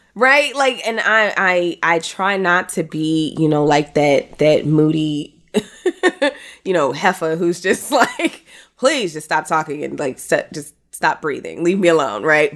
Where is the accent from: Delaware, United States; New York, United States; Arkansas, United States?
New York, United States; New York City; as a New Yorker